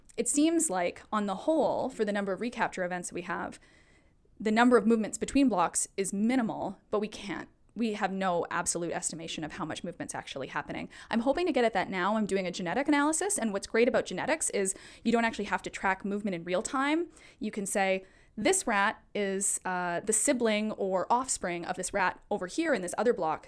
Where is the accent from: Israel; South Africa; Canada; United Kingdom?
Canada; Alberta; now in Vancouver, Canada; I'm originally from Alberta